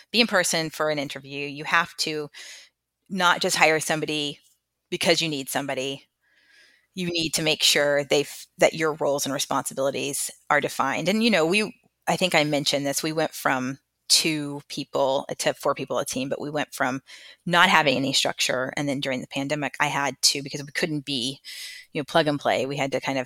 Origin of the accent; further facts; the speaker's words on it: Texas, United States; I'm from Texas